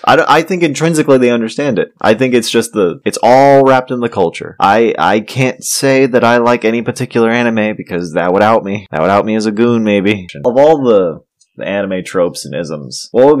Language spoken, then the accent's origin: English; United States; I'm American